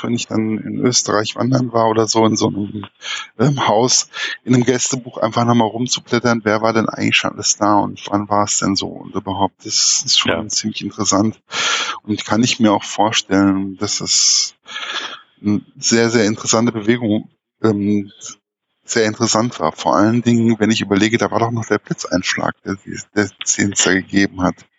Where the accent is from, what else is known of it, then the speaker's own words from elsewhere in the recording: Gießen, Hesse, Germany; ich komme ja aus Gießen